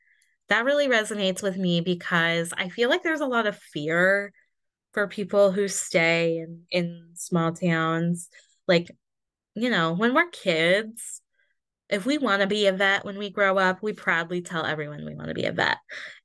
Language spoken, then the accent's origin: English; Midwest, United States; I am overly polite and will apologize for literally everything that I do because I grew up in the Midwest.